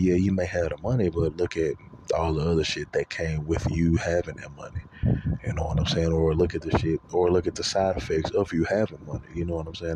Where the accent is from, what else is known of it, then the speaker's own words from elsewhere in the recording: Louisiana, United States; moved away as an adult; now in Texas, United States; I'm originally from Louisiana. I currently live in Texas. I left. Uh, I left March of 2018.